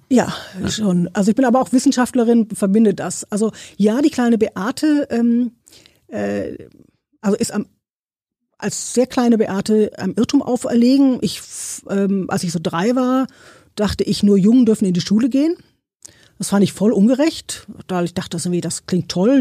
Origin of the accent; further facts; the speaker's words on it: Cologne, North Rhine-Westphalia, Germany; Also ich bin aus Köln, also ich bin eine Kölnerin